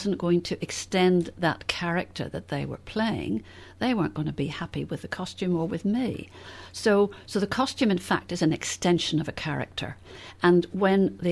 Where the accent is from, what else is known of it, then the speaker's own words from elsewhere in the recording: Northern Ireland, United Kingdom; I came from Northern Ireland